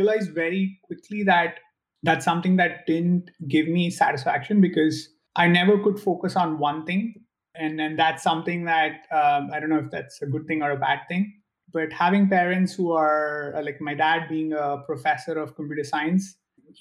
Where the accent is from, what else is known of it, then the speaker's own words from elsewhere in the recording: India; moved away as an adult; now in United States; I'm originally from India